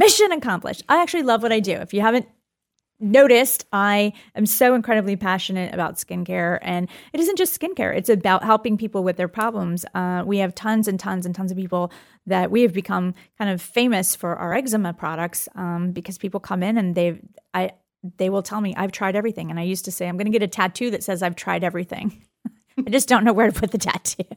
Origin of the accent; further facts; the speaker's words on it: Florida, United States; I was born in Florida